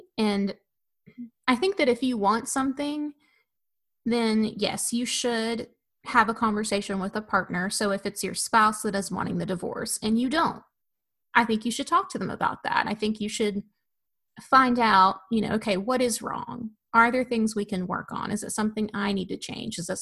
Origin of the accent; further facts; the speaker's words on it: Tennessee, United States; moved away; I'm from Tennessee and my husband's from Florida.